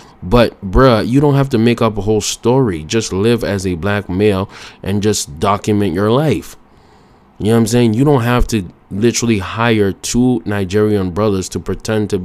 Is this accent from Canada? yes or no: yes; Canada